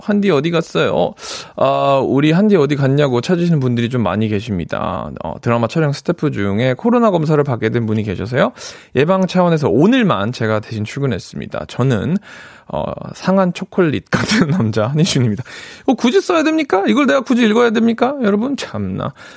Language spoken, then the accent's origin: Korean; United States; now in South Korea; 미국에서 왔는데